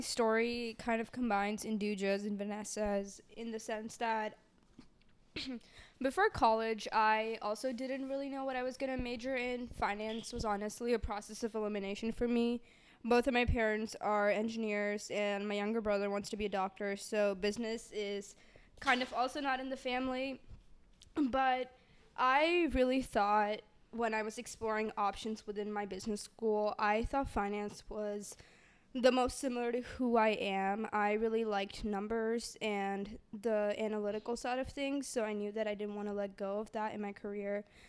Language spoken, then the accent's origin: English; Dallas, Texas, United States; I'm from Dallas, Texas